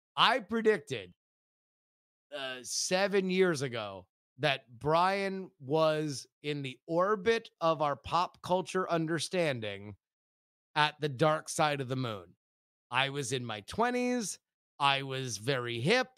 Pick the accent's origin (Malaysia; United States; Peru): United States; Florida; we're from Florida